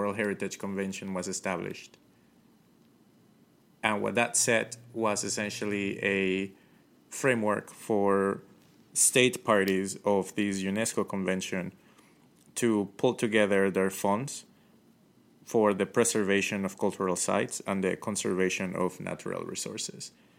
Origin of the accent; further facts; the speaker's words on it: Ecuador; also born or lived in Colombia / Manta, Ecuador; now in United States; I'm from Colombia. I grew up in Ecuador.